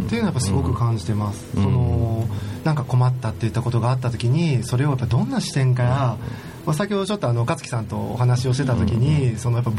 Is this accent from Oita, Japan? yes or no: yes; Oita, Japan; で育ったのは大分ですよねそうですね、まあ主は大分で